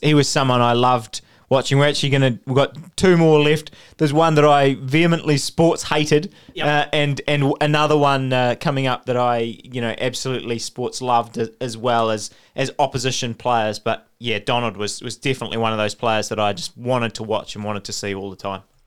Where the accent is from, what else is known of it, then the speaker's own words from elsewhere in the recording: New Zealand; as a New Zealander.